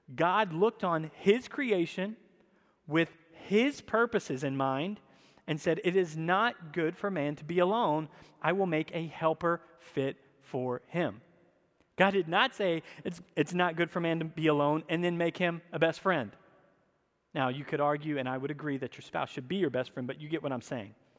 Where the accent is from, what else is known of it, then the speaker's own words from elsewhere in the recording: the South, United States; I grew up in the South